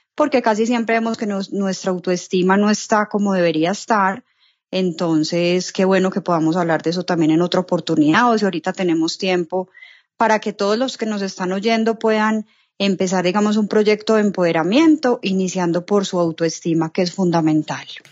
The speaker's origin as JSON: {"language": "Spanish", "town": "Medellín", "region": "Antioquia", "country": "Colombia", "said": "soy de Medellín, Colombia"}